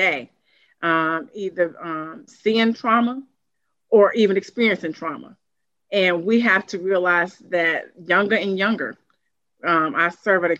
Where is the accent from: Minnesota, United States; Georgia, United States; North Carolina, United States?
North Carolina, United States; Durham; I'm from Durham, I'm from the community